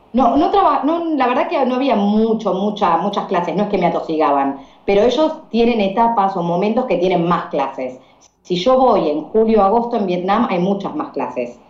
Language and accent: Spanish; Argentina; Yo soy profe de inglés acá en mi país